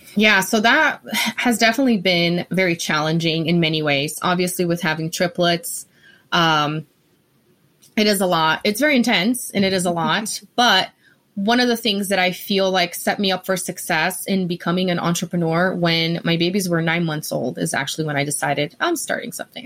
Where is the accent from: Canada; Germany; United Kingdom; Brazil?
Brazil; English is a second language; moved away as an adult; also born or lived in Denver, Colorado; now in Colorado, United States; I am originally from Brazil, born and raised.